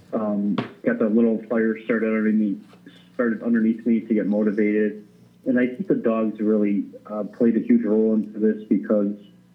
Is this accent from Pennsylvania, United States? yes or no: no; Addison, Illinois, United States; also born or lived in Alaska; I am originally from Addison, Illinois